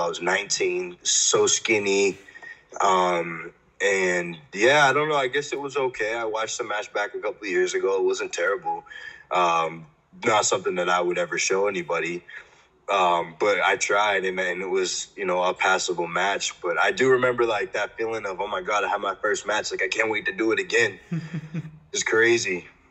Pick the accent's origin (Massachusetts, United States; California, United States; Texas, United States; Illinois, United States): Massachusetts, United States; Framingham; I grew up about 40 minutes from Boston in a town it's called Framingham it's a city now but um, it's called Framingham and it's in Massachusetts